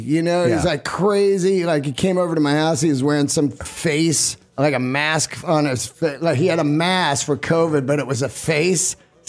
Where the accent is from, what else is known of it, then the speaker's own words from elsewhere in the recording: Bay Area, California, United States; I grew up in the Bay Area, so they had that KOME radio station.